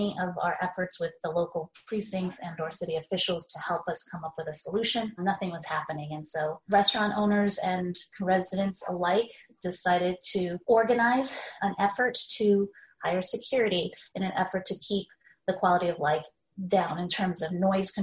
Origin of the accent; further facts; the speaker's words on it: New York City, New York, United States; also born or lived in Long Island City; I'm from Queens originally, but I'm from Ozone Park, Queens. So I'm a Queens girl at heart